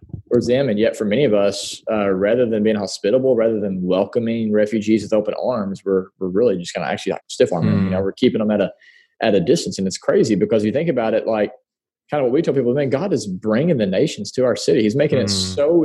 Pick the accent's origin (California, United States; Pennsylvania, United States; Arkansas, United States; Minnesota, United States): Arkansas, United States; Paragould; born and raised in Paragould, Arkansas